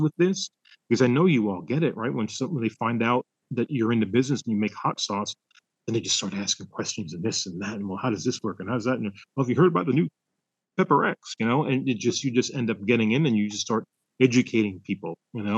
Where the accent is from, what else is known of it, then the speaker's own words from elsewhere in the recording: Florida, United States; growing up in Florida and the melting pot of different cultures and foods that were there